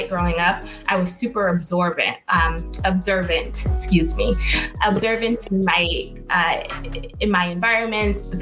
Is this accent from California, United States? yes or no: no; Boston, Massachusetts, United States; I was born and raised in Boston